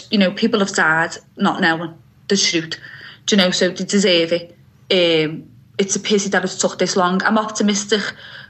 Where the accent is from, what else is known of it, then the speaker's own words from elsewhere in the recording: Liverpool, North West England, United Kingdom; moved away as an adult; now in Ireland; I'm from Anfield. I was 8, showing my age now, aren't I? when Hillsborough happened, and living so close to Anfield